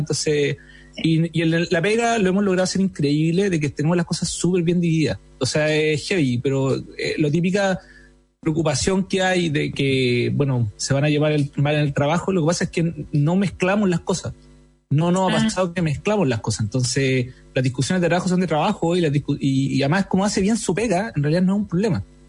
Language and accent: Spanish; Iquique, Tarapacá, Chile; moved away; also born or lived in Santiago; soy iquiqueño y me gusta decirlo porque en mi ciudad donde nací, los iquiqueños amamos Iquique